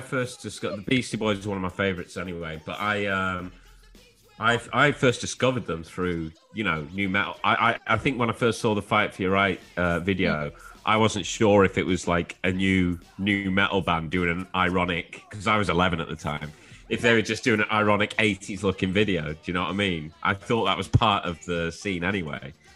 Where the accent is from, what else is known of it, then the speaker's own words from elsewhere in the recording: Shrewsbury, West Midlands, United Kingdom; I'm actually from Shrewsbury, which is close to uh, like Wrexham, North Wales.